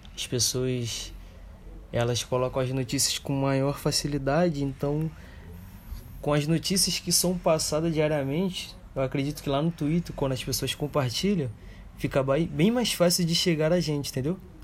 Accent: Brazil; nós que somos brasileiros

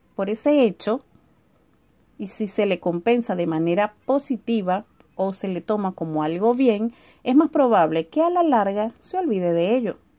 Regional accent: Venezuela; moved away as an adult; now in Chile; hace tres años tuve la idea de emigrar de mi país de mi país natal en Venezuela

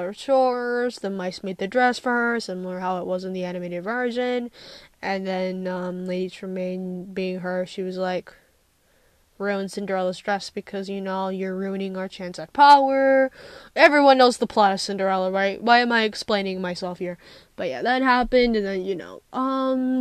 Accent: United States; I'm from America

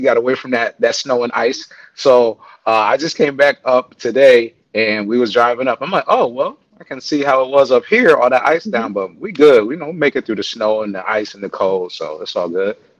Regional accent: New York, United States; now in Texas, United States; I am, but you know what it means being a New Yorker

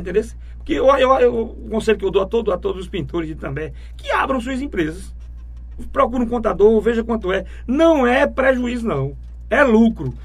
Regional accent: Itambé, Pernambuco, Brazil; also born or lived in Goiana / Pedra de Fogo, Paraíba; eu nasci em Goiânia, fui registrado em Pedra de Fogo, na rua 1 de Janeiro

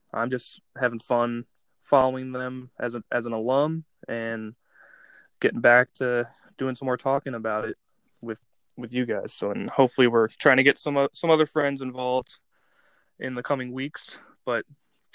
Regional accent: Indianapolis, Indiana, United States; I was born and raised in Indianapolis, Indiana

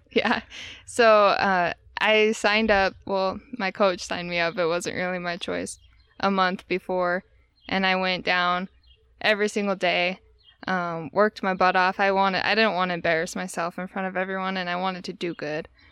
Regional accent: Tooele, Utah, United States; also born or lived in Providence / Sweden; I actually grew up in Tooele, Utah

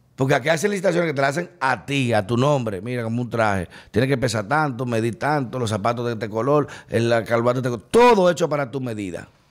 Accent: Dominican Republic

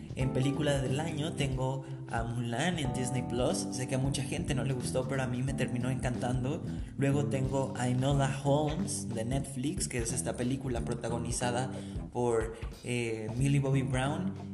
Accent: Mexico; no solo en México, que es de donde soy

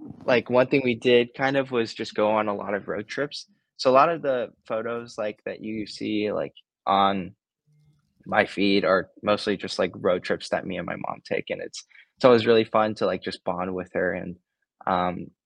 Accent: Los Angeles, California, United States; I grew up in LA for most of my life, so this is kind of like, you know, my hometown.

